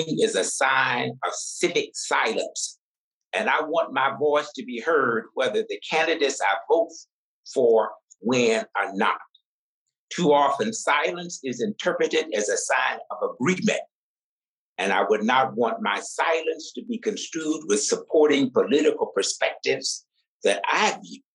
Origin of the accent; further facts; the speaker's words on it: Deep South, United States; growing up in the Deep South during America's apartheid era